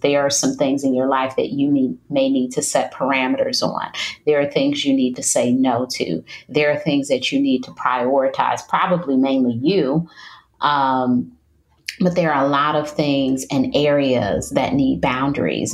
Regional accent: Detroit, Michigan, United States; moved away as an adult; now in North Carolina, United States; I'm from Detroit, Michigan, which is very cold, and I've moved to North Carolina, which is much warmer

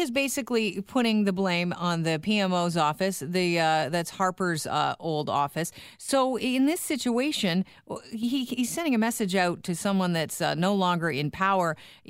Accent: Canada; Speaking as a Canadian here

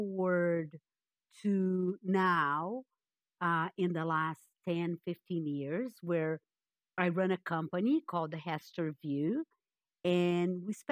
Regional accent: Rio de Janeiro, Brazil; moved away as an adult; also born or lived in Peru; now in Canada; I'm born and raised in Brazil. And for the last 40 some odd years, I've lived in Canada.

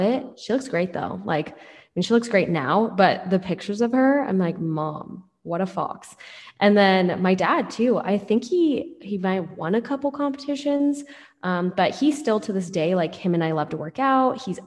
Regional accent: Seattle, Washington, United States; So I'm from Seattle, grew up in Seattle

